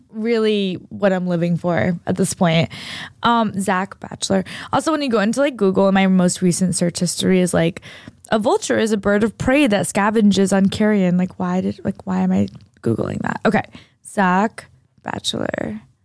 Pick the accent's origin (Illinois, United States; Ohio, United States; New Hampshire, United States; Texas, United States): New Hampshire, United States; moved away; I grew up in New Hampshire, like, for at least a, a lot of my life